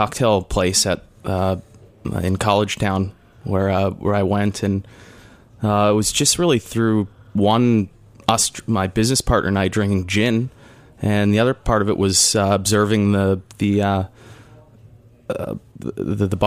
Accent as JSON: {"language": "English", "country": "Canada", "said": "I am Canadian"}